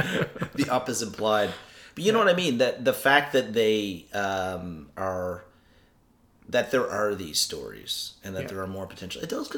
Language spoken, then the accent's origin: English; Newfoundland and Labrador, Canada; accent: Newfoundland; my Newfoundland accent's even worse.